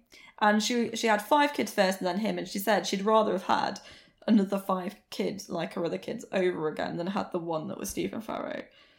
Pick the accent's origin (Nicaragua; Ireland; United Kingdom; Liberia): United Kingdom; Maybe it's because we're white British girls.